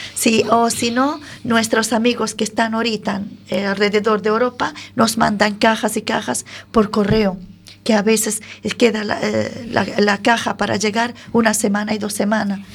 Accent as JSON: {"language": "Spanish", "country": "Syria", "second_language": "Spanish", "moved": "as an adult", "lives_now": "Galicia, Spain", "said": "Siria, que de donde yo vengo"}